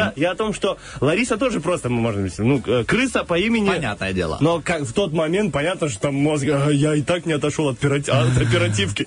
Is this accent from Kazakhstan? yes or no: no; Slobozia, Transnistria, Moldova; я вообще самый родом из Слободеи